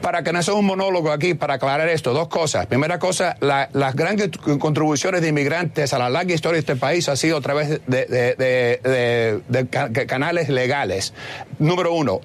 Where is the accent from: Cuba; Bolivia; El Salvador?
Cuba; now in United States; soy cubano